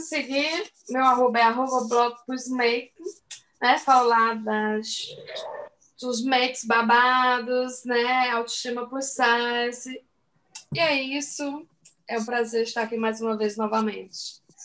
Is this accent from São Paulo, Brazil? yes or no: no; Cajazeiras, Paraíba, Brazil; Sou de Calhazeiras, Paraíba